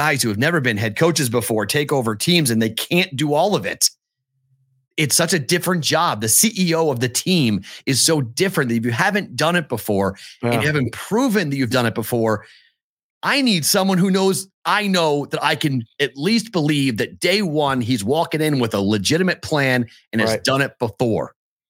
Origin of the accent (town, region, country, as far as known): Boston, Massachusetts, United States